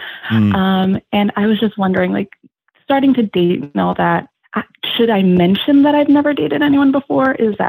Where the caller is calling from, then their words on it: New Jersey, United States; I'm calling from New Jersey.